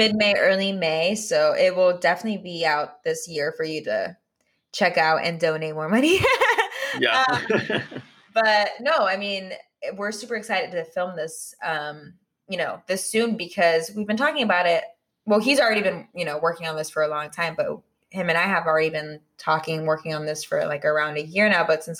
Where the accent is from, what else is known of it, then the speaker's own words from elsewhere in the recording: California, United States; now in Los Angeles, United States; growing up in the Bay as well and then living here in LA, like, it's just like super cool because I can like, you know, it's like my home and then like my new home.